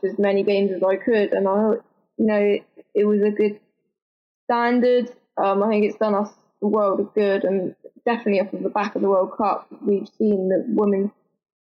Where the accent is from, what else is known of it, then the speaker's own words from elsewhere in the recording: Bournemouth, South West England, United Kingdom; I'm a Bournemouth girl at heart. So obviously now I play for Southampton, but I'm from Bournemouth myself